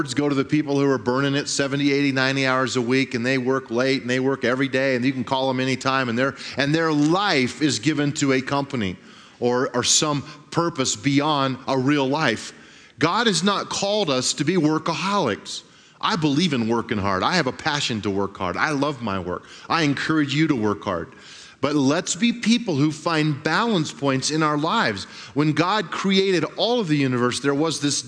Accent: Grand Junction, Colorado, United States; I grew up in Grand Junction, and my dad was a pastor of a church

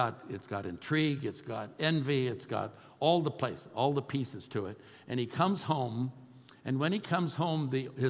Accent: Oakland, California, United States; moved away; I'm a kid from East Oakland. I'm not a Yaley. I'm not a Harvard guy. Wasn't raised with money

